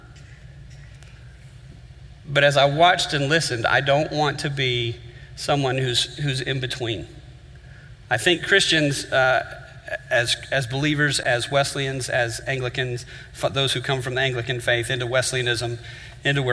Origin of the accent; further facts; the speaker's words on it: Miami, Florida, United States; I grew up in Miami